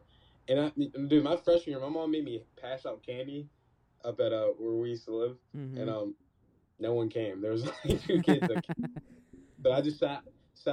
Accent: Pittsburgh, Pennsylvania, United States; moved away as an adult; now in Houston, United States; I'm from Pittsburgh.

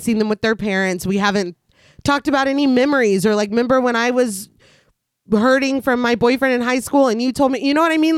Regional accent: Washington, United States; I was born in Washington exactly one hundred years later.

